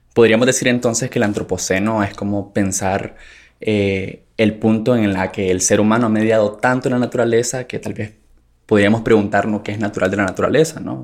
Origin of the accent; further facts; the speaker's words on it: Nicaragua; sociólogo nicaragüense